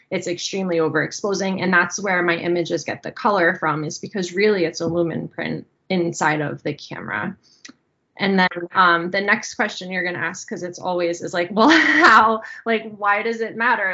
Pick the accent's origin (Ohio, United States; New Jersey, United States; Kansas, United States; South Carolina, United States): New Jersey, United States; moved away as an adult; also born or lived in upstate New York; now in Pennsylvania, United States; I still feel like I'm from New Jersey at heart